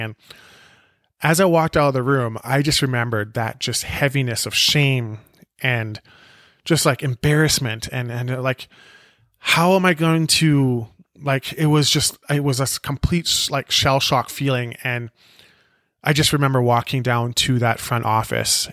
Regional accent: Penticton, British Columbia, Canada; born or raised there; also born or lived in South Africa

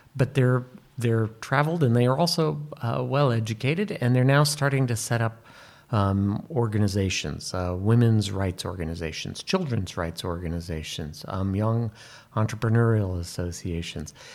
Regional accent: United States; I'm an American

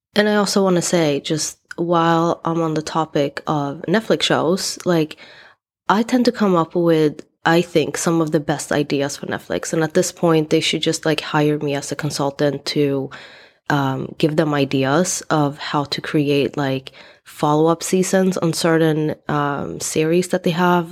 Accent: Sweden; moved away as an adult; also born or lived in East Coast, United States; now in United States; I decided to leave my home country, Sweden, to go to US um, at the age of 20

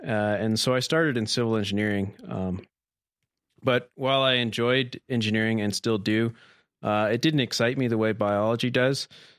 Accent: United States; also born or lived in Oregon / Montana; now in Bozeman, United States; I grew up primarily in Oregon and Montana

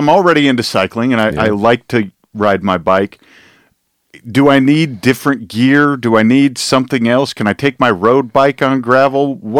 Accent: Iowa, United States; now in Northwest Arkansas, United States; I'm originally from Iowa

